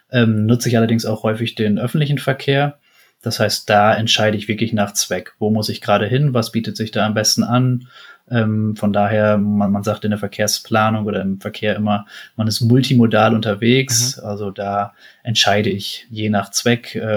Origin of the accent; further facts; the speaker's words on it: Lower Saxony, Germany; Ich komme gebürtig aus dem Emsland, einer sehr fahrradaffinen Region.